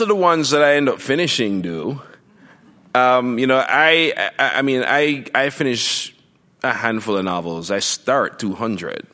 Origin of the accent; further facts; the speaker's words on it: Jamaica; moved away as an adult; now in United States; growing up in Jamaica